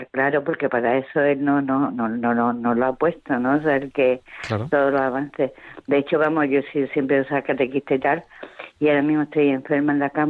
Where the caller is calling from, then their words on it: Seville, Andalusia, Spain; de Sevilla